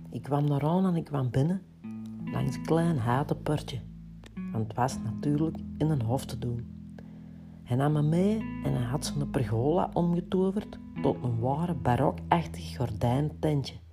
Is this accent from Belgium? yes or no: yes; Kempen, Belgium; want bij ons in de Kempen is dat iets anders. Het is een tarottentrekker.